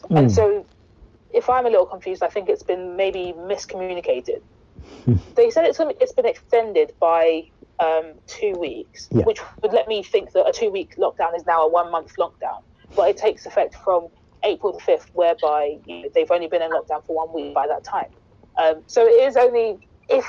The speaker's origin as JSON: {"language": "English", "country": "Ghana", "moved": "yes", "lives_now": "London, United Kingdom", "said": "Being a Ghanaian sitting in London"}